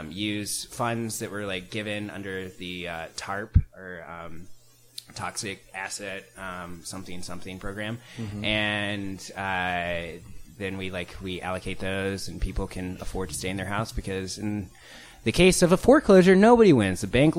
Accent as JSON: {"language": "English", "town": "Bartlesville", "region": "Oklahoma", "country": "United States", "said": "My dad's a defense attorney, and I'm from Bartlesville."}